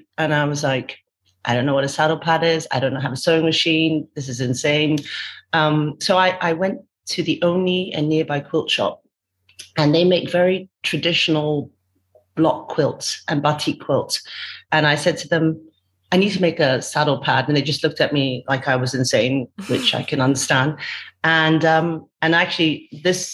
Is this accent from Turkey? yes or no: no; Hong Kong; moved away as an adult; also born or lived in United Kingdom; now in Kuala Lumpur, Malaysia; I was born in Hong Kong. My husband was also born in Hong Kong, but we were raised between Hong Kong and UK